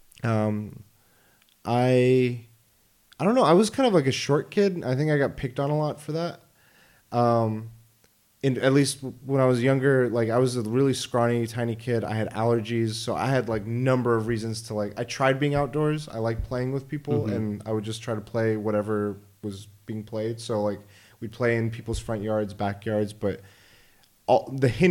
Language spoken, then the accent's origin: English; Oklahoma, United States; now in California, United States; I was born in Oklahoma in a small town